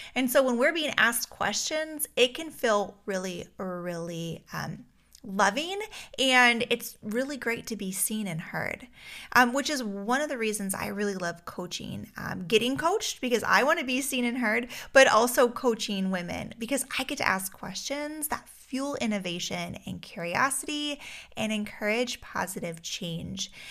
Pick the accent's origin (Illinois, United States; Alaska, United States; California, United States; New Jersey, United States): Alaska, United States; moved away; I grew up in Alaska